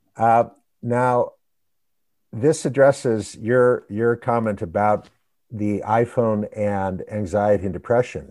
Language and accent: English; United States; we Americans